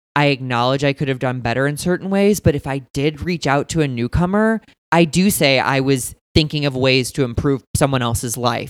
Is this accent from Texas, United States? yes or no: no; St. Louis, Missouri, United States; also born or lived in Indiana; I'm from St. Louis, Missouri